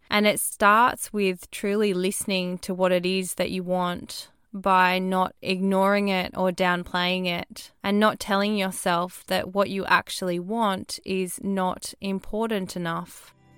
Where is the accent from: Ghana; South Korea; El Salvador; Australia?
Australia; born or raised there